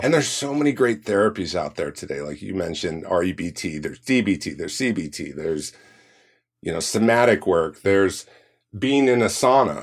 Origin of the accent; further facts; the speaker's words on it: Orange County, California, United States; I grew up in Orange County